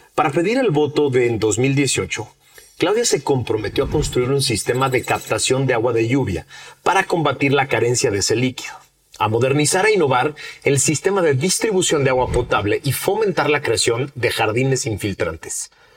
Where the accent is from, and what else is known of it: Mexico